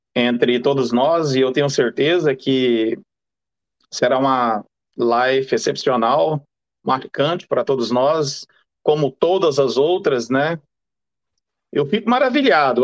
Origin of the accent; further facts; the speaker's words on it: Brazil; now in England, United Kingdom; eu sou brasileiro, sou casado, vivo aqui na Inglaterra há muitos e muitos anos